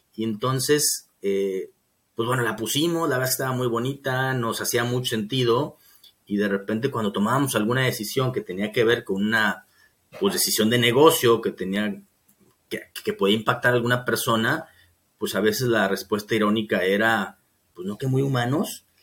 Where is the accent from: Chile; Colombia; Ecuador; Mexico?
Mexico